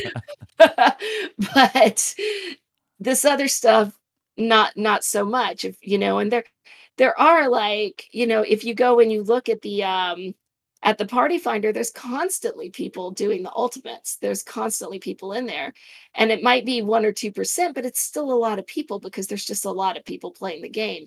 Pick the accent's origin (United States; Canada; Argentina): United States; Arizona; moved away; also born or lived in Indiana; I, I grew up in Arizona